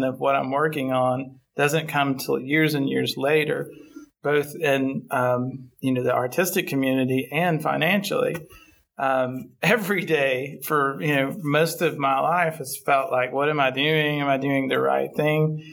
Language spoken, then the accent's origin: English; Town Creek, Alabama, United States; moved away as an adult; also born or lived in Florence, Alabama; now in Nashville, United States; I'm from Northwest Alabama, a small town called Town Creek, which is basically a cotton field in the middle of nowhere.